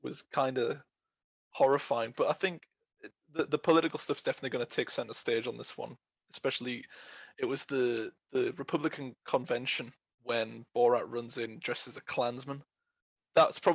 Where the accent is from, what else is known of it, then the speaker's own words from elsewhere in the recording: United Kingdom; I'm from Britain